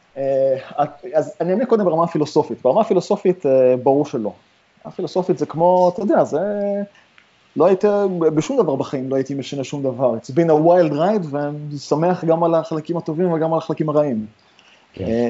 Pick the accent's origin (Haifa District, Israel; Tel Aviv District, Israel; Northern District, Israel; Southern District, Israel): Haifa District, Israel; Haifa; moved away as an adult; also born or lived in Ramat Gan, Israel; now in San Francisco, United States; אני גדלתי בכרמל בחיפה